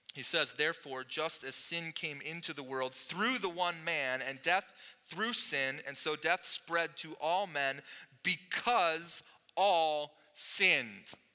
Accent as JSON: {"language": "English", "country": "United States", "tie": "born or raised there", "said": "I grew up in America"}